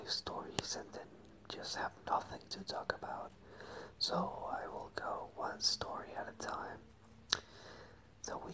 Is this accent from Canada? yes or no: no; Venezuela; English is a second language; moved away as an adult; now in Madrid, Spain; I moved here from Venezuela. I lived there my whole life. I was born there.